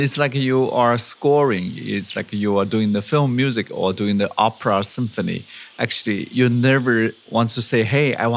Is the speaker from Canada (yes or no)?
no; Hunan, China; I was raised up in Hunan